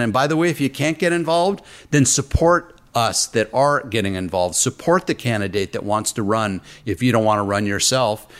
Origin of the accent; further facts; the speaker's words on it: Orange County, California, United States; here in my hometown in Orange County, California